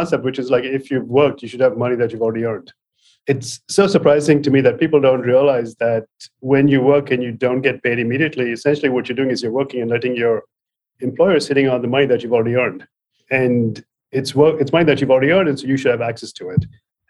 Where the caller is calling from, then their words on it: Palo Alto, California, United States; From Palo Alto.